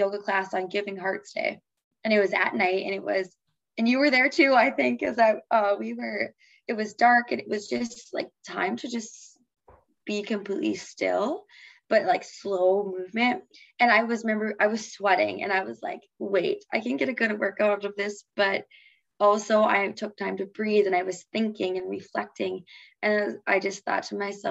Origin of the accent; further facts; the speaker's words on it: Fargo, North Dakota, United States; when I'm back at in my hometown and like in Fargo